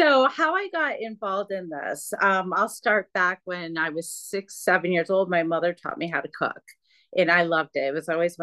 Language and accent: English; Michigan, United States; I'm from Michigan.